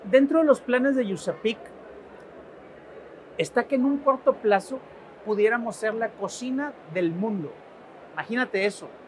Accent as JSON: {"language": "Spanish", "country": "Mexico"}